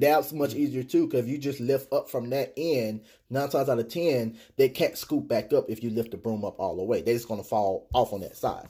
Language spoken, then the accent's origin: English; Texas, United States; I'm from Texas